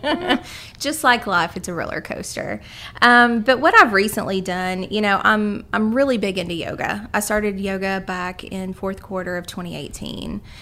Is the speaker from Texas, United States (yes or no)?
no; Carter County, Eastern Kentucky, United States; moved away as an adult; now in Lexington, United States; I'm from Eastern Kentucky, Carter County to be specific, and came down here to go to the University of Kentucky